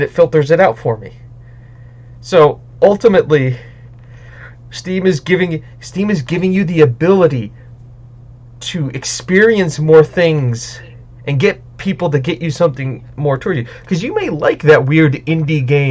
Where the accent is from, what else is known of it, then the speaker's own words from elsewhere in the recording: United States; I'm an American